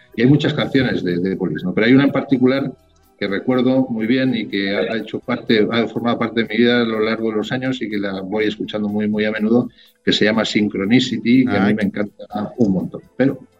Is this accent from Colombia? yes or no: no; Spain; moved away as an adult; now in Chile